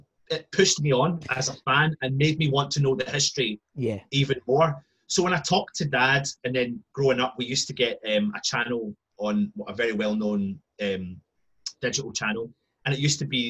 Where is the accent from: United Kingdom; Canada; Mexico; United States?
United Kingdom; Scotland; And also growing up as a West Ham fan living in Scotland with my accent, I was very in a fortunate position to go to a lot of games when I was young.